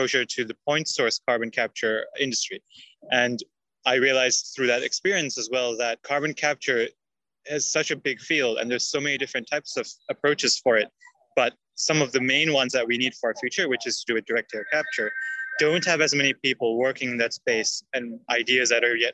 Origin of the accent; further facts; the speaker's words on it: Singapore; moved away as an adult; also born or lived in India; now in United Kingdom; I grew up in Singapore, which is an island country near the equator